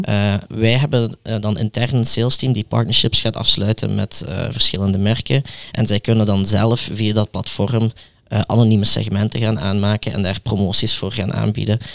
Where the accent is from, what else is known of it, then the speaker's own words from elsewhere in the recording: Belgium; zoals we die in België noemen